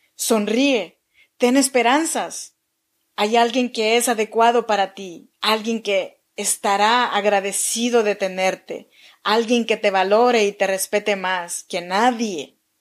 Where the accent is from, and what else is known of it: Chinantla region, Oaxaca, Mexico